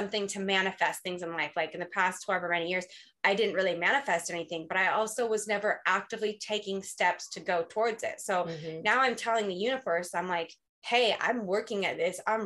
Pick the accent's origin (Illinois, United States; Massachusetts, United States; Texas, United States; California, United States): California, United States; Southern; I'm from Southern California. I've lived here my whole life.